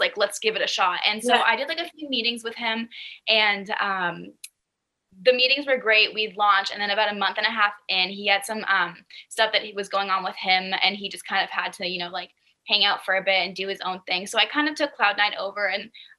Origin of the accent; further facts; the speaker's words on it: Boston, Massachusetts, United States; moved away; the Boston area, which is originally where I'm from. So when he reached out to me, I was like, oh my gosh, we're both from Boston